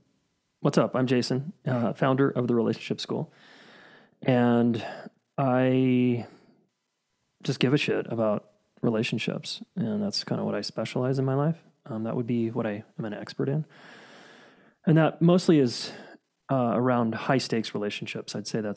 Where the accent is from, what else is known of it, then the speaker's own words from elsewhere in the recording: Salt Lake City, Utah, United States; Born and raised in Salt Lake City.